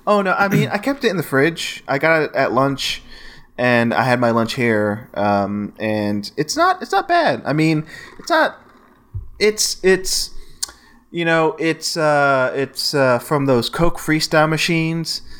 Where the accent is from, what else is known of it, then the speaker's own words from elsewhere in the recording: Gulf Coast, Texas, United States; moved away as an adult; now in Austin, United States; my hometown and the Gulf Coast